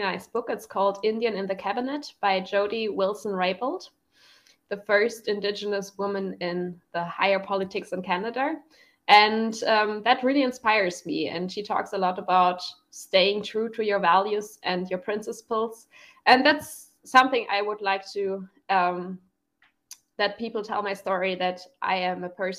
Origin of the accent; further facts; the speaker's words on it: Germany; English is a second language; I'm from Germany